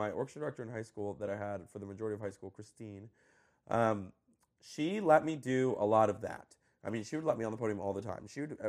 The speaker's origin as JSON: {"language": "English", "region": "New Jersey", "country": "United States", "tie": "born or raised there", "also_born_or_lived": "Colombia", "said": "I was actually born in South America. I was born in Colombia. Cool. And when I was two, I immigrated to the U.S. I moved to Jersey."}